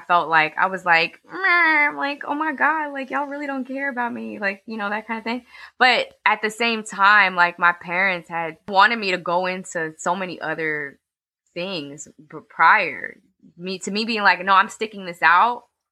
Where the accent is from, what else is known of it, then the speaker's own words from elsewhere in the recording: New York City, New York, United States; I was born and raised in Harlem. I went to school in elementary school and high school in Spanish Harlem. I'm like a proper Harlemite. I literally was born three blocks away from where I live currently.